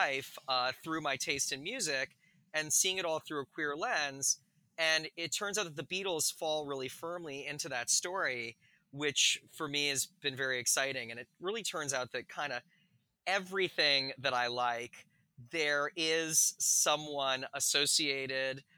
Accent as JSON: {"language": "English", "town": "Calgary", "region": "Alberta", "country": "Canada", "tie": "born or raised there", "said": "I grew up in Western Canada in Calgary"}